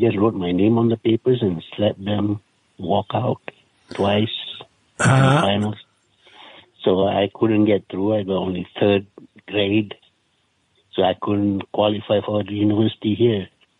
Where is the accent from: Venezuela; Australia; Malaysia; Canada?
Malaysia; East Coast; But anyway, I was raised in the East Coast after that and became involved in the Muslim side of life, you know.